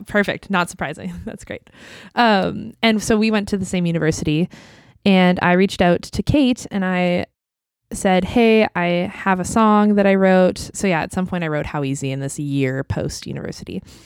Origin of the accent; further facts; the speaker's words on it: Vancouver, British Columbia, Canada; I grew up in East Vancouver